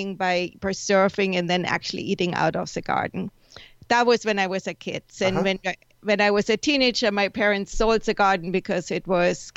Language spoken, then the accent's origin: English; Germany; now in San Diego, United States; I grew up in Germany